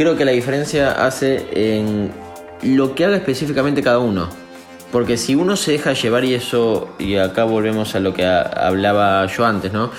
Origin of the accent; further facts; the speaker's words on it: Buenos Aires, Argentina; Soy de Villa Devoto y soy DJ productor